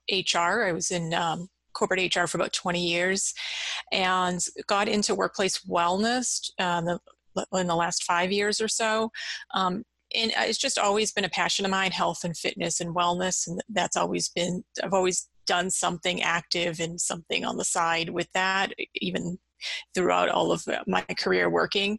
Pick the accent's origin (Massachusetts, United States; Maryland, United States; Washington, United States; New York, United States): Massachusetts, United States; I've grown up in Massachusetts. I've lived here my whole life